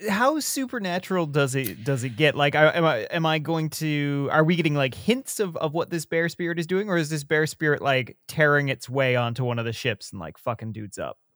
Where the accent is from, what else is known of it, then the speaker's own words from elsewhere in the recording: Southern Ontario, Canada; born and raised in Southern